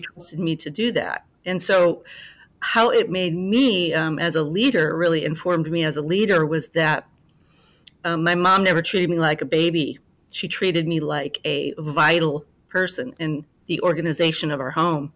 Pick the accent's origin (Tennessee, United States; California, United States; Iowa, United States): Iowa, United States; Fort Dodge; now in Chicago, United States; I grew up, uh, in a small town in Iowa, Fort Dodge